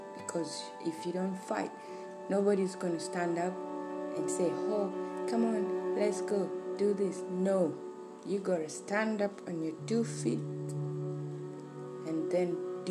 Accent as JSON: {"language": "English", "country": "Uganda", "tie": "born or raised there", "said": "born and raised in Uganda"}